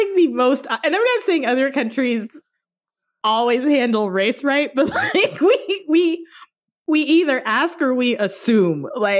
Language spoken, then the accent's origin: English; Richmond, Virginia, United States; also born or lived in Washington, D.C.; And I was too lazy to say Richmond, Virginia, because if you're not American, Yeah. It doesn't mean anything to you. So I would say where I was born, which is D.C., Washington, D.C.